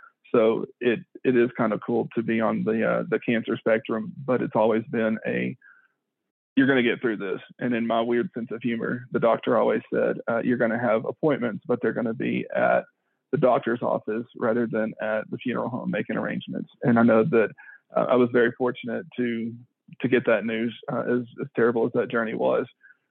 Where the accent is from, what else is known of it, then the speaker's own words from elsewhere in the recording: Pine Bluff, Arkansas, United States; we grew up in Pine Bluff together since probably birth